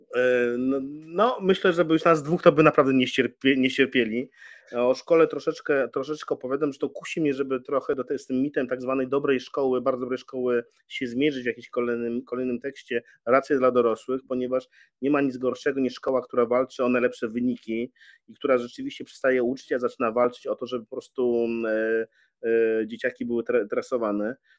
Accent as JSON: {"language": "Polish", "town": "Białystok", "region": "Podlaskie Voivodeship", "country": "Poland", "tie": "born or raised there", "also_born_or_lived": "Warsaw", "moved": "as an adult", "said": "Przyjechałem na Jelonki z Białego Stoku, z mojego rodzinnego miasta"}